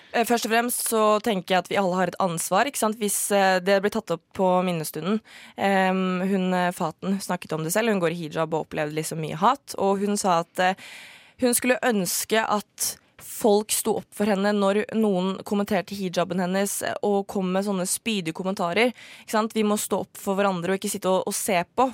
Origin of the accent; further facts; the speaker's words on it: Norway; norsk muslim. Jeg er jo halvt norsk, eh, halvt marokkaner